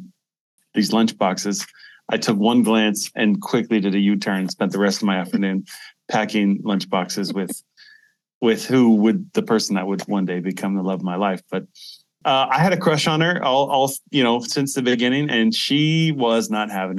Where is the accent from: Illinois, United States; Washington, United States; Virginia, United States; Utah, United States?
Washington, United States; Seattle; moved away as an adult; now in Sofia, Bulgaria; I was originally from Seattle, the Seattle area. I was born in Seattle.